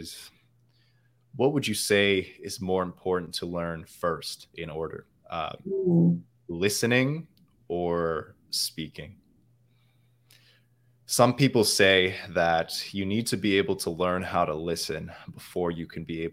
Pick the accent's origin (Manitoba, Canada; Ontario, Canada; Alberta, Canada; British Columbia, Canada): Manitoba, Canada; Winnipeg; accent: Canadian; first language English; My native language is English. The dialect I speak, it's Canadian. I come from the middle part of Canada. I doubt any of you guys know the city I come from, but it's called the city of Winnipeg